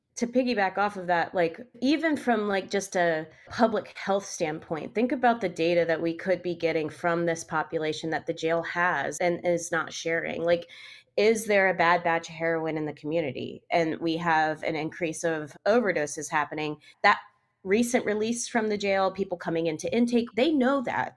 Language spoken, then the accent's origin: English; Maryland, United States; now in Pittsburgh, United States; I am from Maryland where you can get an autopsy just by going down to a courthouse